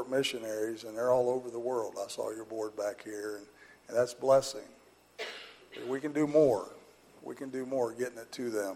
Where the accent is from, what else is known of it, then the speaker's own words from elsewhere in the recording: Butlerville, United States; I grew up in Butlerville. We went to First Baptist Church at Rochester